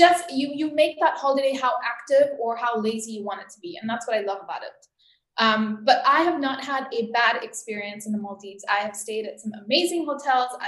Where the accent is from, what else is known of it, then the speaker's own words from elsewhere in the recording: Tanzania; moved away as an adult; So I grew up in Tanzania and I left when I was 18.